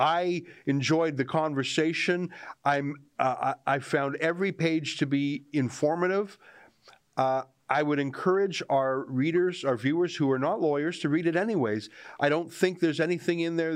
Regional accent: Canada; as a Canadian

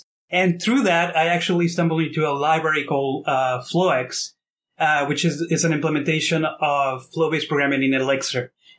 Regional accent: Mexico; now in Toronto, Canada; So I've been in Canada and Toronto for the past 12 years. I'm originally from Mexico, which if you look at my name, it's like the most Mexican name ever, right?

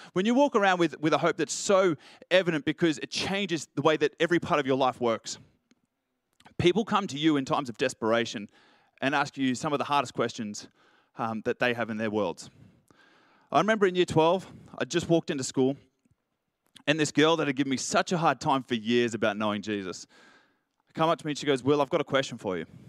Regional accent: Richmond, New South Wales, Australia; I grew up in Richmond

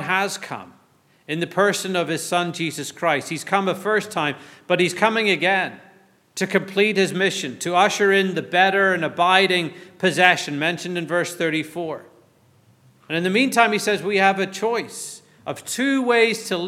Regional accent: Northern Ireland, United Kingdom; I grew up in the Anglican tradition in Northern Ireland

